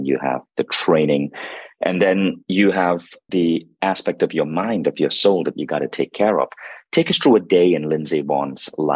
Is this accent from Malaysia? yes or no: yes; Malaysia; I grew up in Malaysia